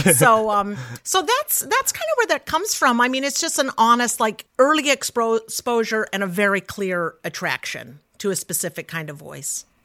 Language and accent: English; Salt Lake City, Utah, United States; I grew up in Salt Lake City